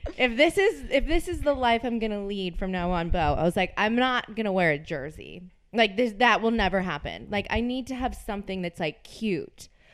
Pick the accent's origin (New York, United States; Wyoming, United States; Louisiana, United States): Louisiana, United States; New Orleans; moved away; I am from New Orleans